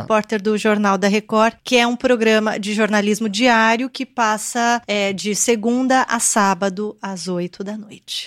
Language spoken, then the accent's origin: Portuguese; Brazil; also born or lived in Japan; Eu nasci aqui no Brasil. Meus pais são coreanos, nasceram na Coreia.